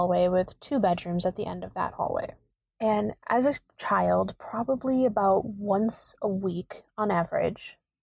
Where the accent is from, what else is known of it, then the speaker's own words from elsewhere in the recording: Wisconsin, United States; I am from Wisconsin